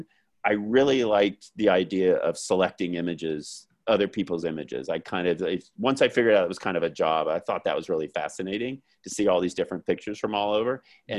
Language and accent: English; Florida, United States; also born or lived in Hawaii / California; So that's why I say grew up in Florida, born there, but like high school years, more f